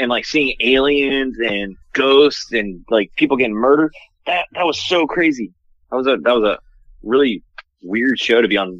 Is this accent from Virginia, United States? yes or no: yes; Harrisonburg, Virginia, United States; moved away; So I grew up in Virginia